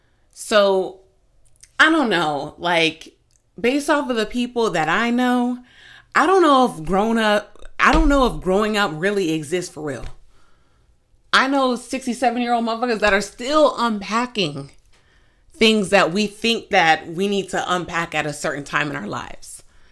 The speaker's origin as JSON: {"language": "English", "region": "New Jersey", "country": "United States", "said": "Sometimes I can, you know, I'm from New Jersey, so I can get a little, I could sound a little rude is basically what she was saying."}